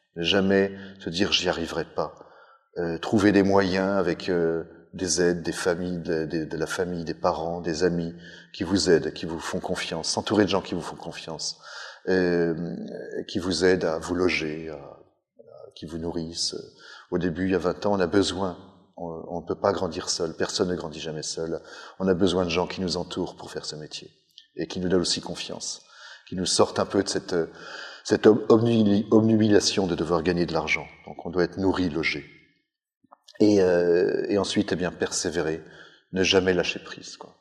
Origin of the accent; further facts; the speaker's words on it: Savoie, Auvergne-Rhône-Alpes, France; en tant que Savoyard